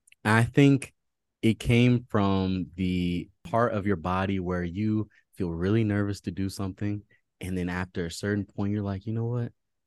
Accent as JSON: {"language": "English", "region": "Maryland", "country": "United States", "tie": "born or raised there", "also_born_or_lived": "Fairfax, Virginia", "said": "So I was born in Virginia, Fairfax, Virginia. Shout out to everybody in Virginia right now, all the listeners. And I grew up in Maryland and went to school in DC."}